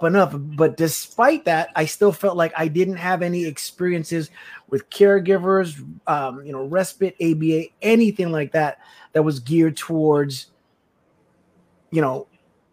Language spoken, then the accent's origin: English; U.S. Virgin Islands; I'm from the U.S. Virgin Islands, a Black man